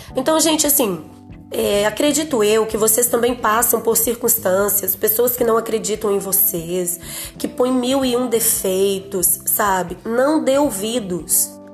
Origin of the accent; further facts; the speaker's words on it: Teófilo Otoni, Minas Gerais, Brazil; Eu sou de Teoflotone